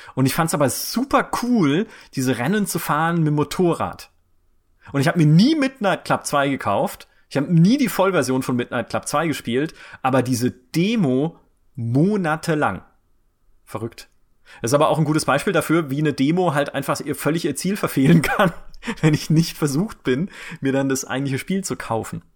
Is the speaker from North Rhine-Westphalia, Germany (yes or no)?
no; Karlsruhe, Baden-Württemberg, Germany; ich komme aus Karlsruhe